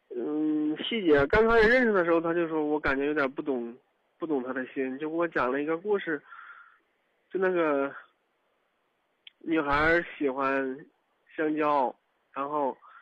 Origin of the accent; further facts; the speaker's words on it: Kaifeng, Henan, China; also born or lived in Dengfeng; 我家是开封的，我在登封上班儿